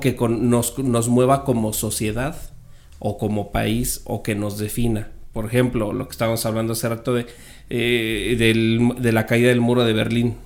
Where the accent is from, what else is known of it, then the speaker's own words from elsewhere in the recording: Mexico City, Mexico; also born or lived in Sonora; Yo nací en la Ciudad de México